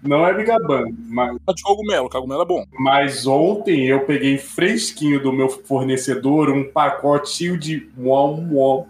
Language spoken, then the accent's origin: Portuguese; Rio de Janeiro, Brazil; a gente é carioca